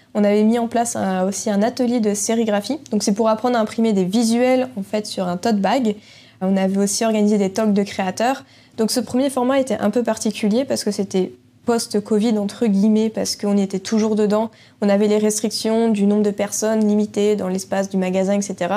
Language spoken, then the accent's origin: French; Quimper, Brittany, France; quand on est breton, on est, on est breton